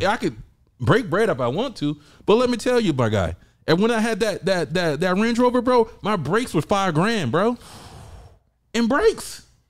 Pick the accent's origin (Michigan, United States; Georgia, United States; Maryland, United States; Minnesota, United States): Georgia, United States; I'm from the South.